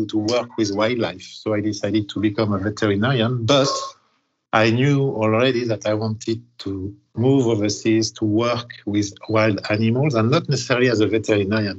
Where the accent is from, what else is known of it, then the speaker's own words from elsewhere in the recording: Paris, Île-de-France, France; moved away; I am originally from Paris, actually the suburb.